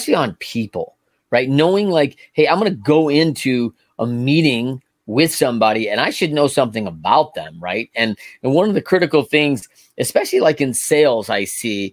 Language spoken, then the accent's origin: English; United States; as an American